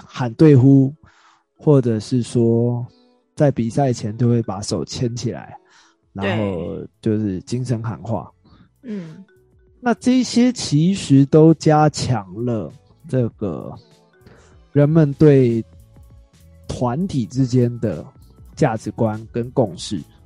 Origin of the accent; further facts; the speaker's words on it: Taiwan; 我们台湾人